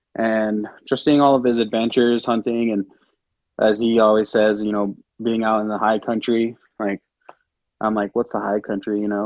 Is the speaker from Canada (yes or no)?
no; American Samoa; I grew up in American Samoa